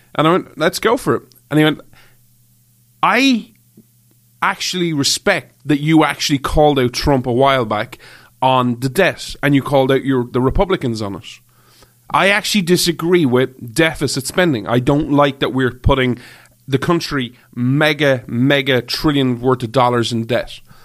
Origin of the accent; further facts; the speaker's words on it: Ireland; moved away; I grew up in Ireland